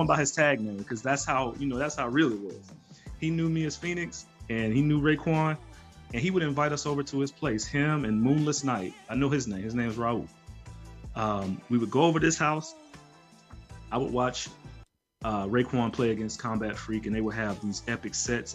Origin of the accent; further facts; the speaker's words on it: Birmingham, Alabama, United States; I'm from Birmingham, you know, I'm from Bama